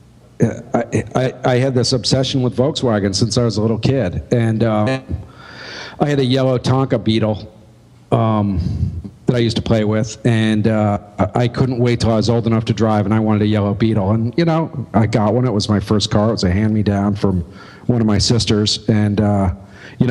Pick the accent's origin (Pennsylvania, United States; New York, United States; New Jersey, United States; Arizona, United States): New York, United States; upstate; moved away as an adult; now in Philadelphia, United States; I lived in my hometown for the first 25. So I'm more of a Philadelphian than an upstate New Yorker at this point